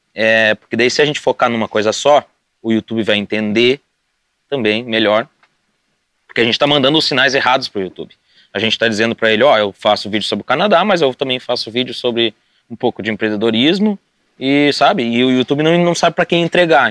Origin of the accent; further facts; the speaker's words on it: Sapiranga, Rio Grande do Sul, Brazil; moved away as an adult; eu cresci em Sapiranga